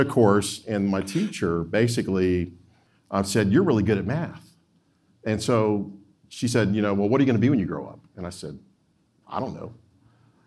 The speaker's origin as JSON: {"language": "English", "town": "Opelika", "region": "Alabama", "country": "United States", "tie": "born or raised there", "also_born_or_lived": "Georgia", "moved": "as an adult", "lives_now": "Illinois, United States", "said": "we moved around the U.S. when I was real young. But we settled in Opelika, Alabama."}